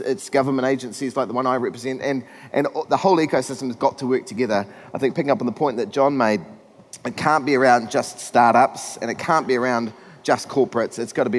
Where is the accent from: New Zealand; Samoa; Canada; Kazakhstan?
New Zealand; I'm from New Zealand, as you can tell.